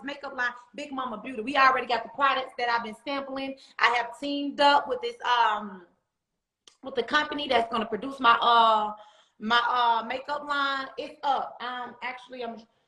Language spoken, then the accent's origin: English; Atlanta, Georgia, United States; I'm from Atlanta, Georgia, like in the hood, Atlanta, like bleeding in the hood, all over there, the west side